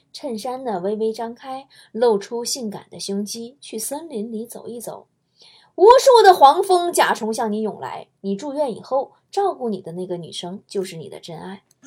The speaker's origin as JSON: {"language": "Chinese", "country": "China", "said": "作为一个中国人"}